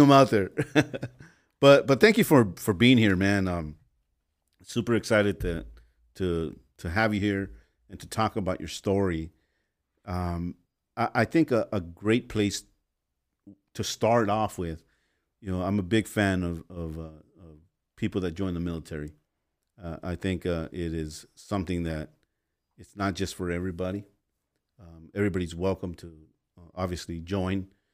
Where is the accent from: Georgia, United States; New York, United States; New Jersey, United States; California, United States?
California, United States; Los Angeles; growing up in Los Angeles